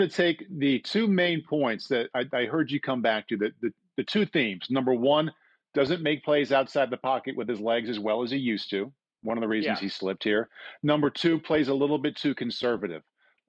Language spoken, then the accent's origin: English; Midwest, United States; I'm from the Midwest.